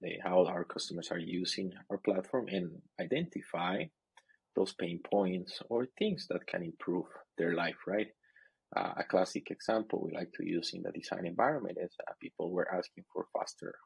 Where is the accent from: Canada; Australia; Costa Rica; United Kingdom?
Costa Rica; moved away as an adult; now in China; I'm originally from Costa Rica, but I live in China. China is my new home